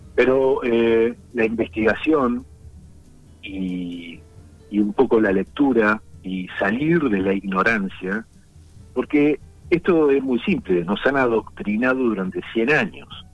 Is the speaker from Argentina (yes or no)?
yes; La Plata, Buenos Aires Province, Argentina; soy aquí platense, nacido en La Plata